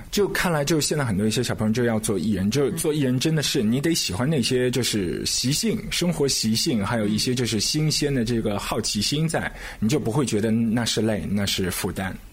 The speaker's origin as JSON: {"language": "Chinese", "region": "Shanghai", "country": "China", "said": "在我们上海这边"}